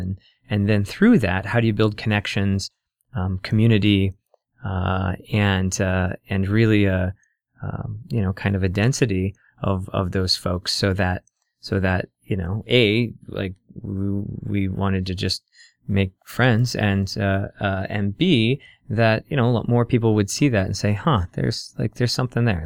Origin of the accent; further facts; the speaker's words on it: Council Bluffs, Iowa, United States; now in Omaha, United States; I grew up in Iowa, uh, mostly, uh, in Council Bluffs.